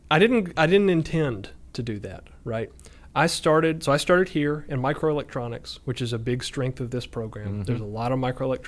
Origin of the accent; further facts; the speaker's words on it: Auburn, Alabama, United States; So I'm from Auburn, born and bred.